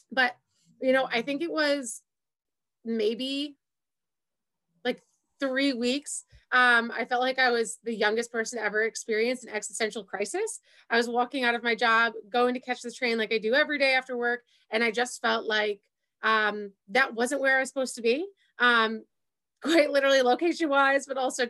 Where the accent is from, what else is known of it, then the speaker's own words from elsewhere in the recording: Syracuse, New York, United States; moved away as an adult; also born or lived in Long Island, New York; I'm originally from Syracuse, New York. I think I grew up in the same household my whole entire life.